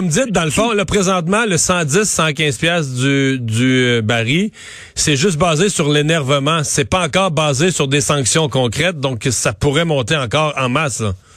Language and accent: French; Bas-Saint-Laurent, Quebec, Canada; dans mon coin de pays, dans le bas du fleuve